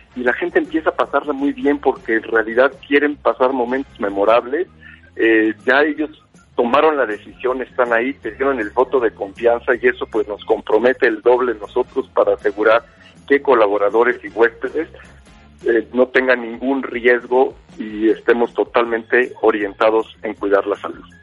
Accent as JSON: {"language": "Spanish", "country": "Mexico", "said": "como mexicanos"}